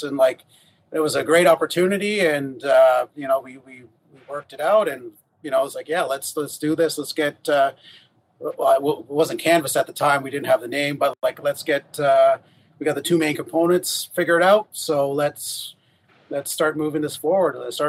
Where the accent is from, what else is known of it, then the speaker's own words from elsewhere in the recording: Huntsville, Alabama, United States; We're both from Huntsville, so it was the whole point was to stay and live here